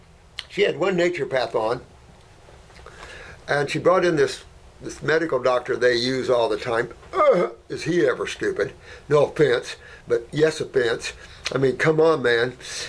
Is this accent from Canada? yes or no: yes; Canada; So, Dr. Morse, I'm Canadian.